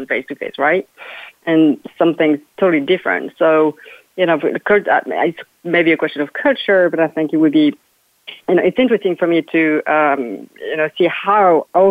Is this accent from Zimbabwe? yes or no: no; France; now in United States; I'm from France originally.